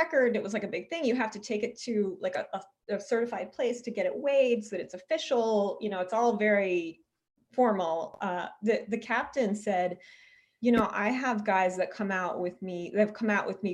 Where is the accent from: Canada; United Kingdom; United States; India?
United States; Eastern Shore of Maryland; I grew up on the Eastern Shore of Maryland